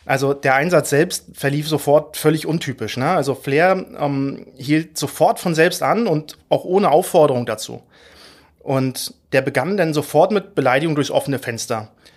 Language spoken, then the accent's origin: German; Mecklenburg-Vorpommern, Germany; now in Berlin, Germany; ich bin stolzer Mecklenburger und lebe und arbeite in Berlin